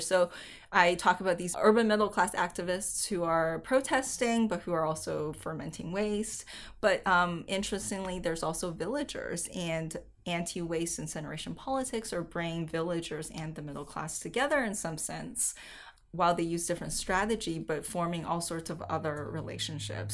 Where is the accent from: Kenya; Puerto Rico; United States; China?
China; Chengdu, Sichuan; I grew up in Chengdu